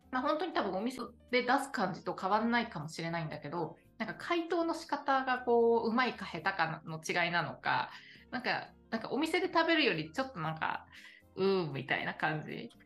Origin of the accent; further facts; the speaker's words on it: Akita, Japan; moved away; 私の、あの、実家の秋田県の、なんかどうせだから、じゃその地元の秋田県から